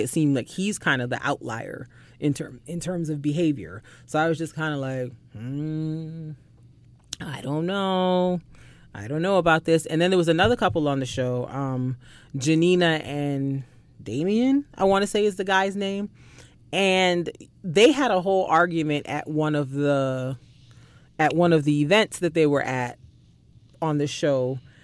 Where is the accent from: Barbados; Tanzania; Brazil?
Barbados; moved away; growing up in Barbados